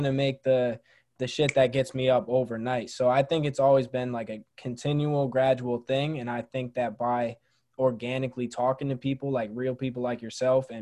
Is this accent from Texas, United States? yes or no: no; Syracuse, New York, United States; my hometown of Syracuse